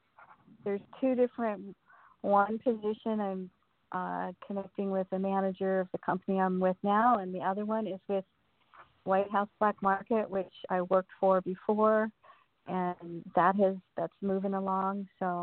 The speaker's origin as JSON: {"language": "English", "town": "Fort Lauderdale", "region": "Florida", "country": "United States", "tie": "born or raised there", "moved": "yes", "said": "I grew up in Fort Lauderdale"}